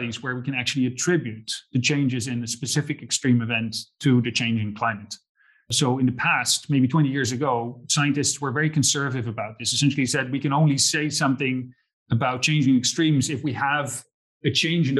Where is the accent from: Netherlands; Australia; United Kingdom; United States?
Netherlands; moved away; I grew up in the Netherlands